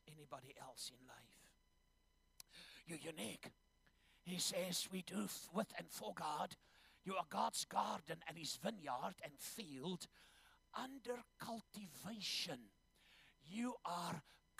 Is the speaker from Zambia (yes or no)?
yes; Zambia; I was born in Zambia.